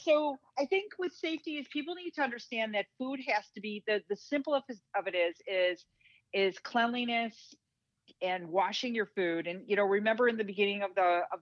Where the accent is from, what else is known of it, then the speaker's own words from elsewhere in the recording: Midwest, United States; I'm a Midwesterner